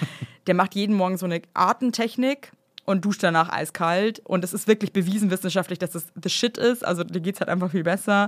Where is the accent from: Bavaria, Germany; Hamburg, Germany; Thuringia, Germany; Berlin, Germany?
Bavaria, Germany; als Bayer